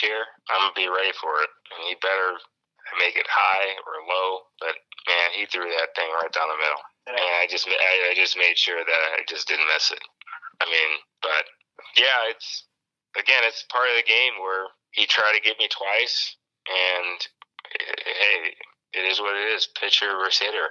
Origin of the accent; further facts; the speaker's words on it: Chicago, Illinois, United States; now in Arizona, United States; Mike Cameron was one guy that I watched growing up in Chicago